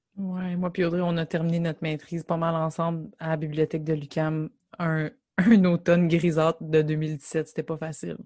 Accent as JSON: {"language": "French", "town": "Gatineau", "region": "Quebec", "country": "Canada", "said": "on vient de Gatineau"}